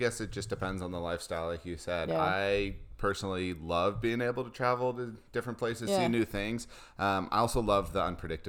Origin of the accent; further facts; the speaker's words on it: Los Angeles, California, United States; moved away; also born or lived in Hawaii / San Juan Islands; growing up in Southern California, growing up in Los Angeles, the backyard was the ocean for me.